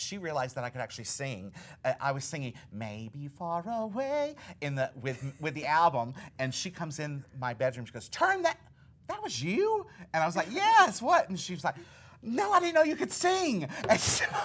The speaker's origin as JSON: {"language": "English", "region": "Alabama", "country": "United States", "tie": "born or raised there", "said": "I grew up in Alabama"}